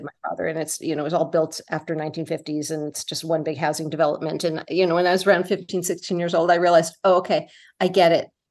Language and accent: English; northern Bergen County, New Jersey, United States; moved away; I grew up in New Jersey